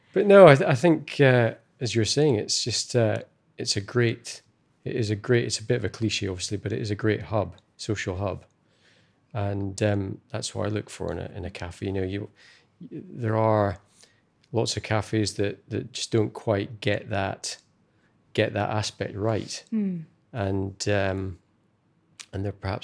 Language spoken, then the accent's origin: English; Scotland, United Kingdom; it's where I was born and brought up in Scotland, perhaps had that a long time ago, but I certainly haven't lived anywhere really in Scotland where you've got so much small independent businesses on a doorstep